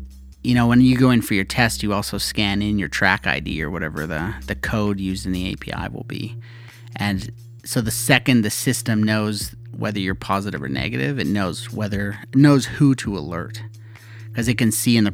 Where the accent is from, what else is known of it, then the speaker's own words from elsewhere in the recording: Canada; being a Canadian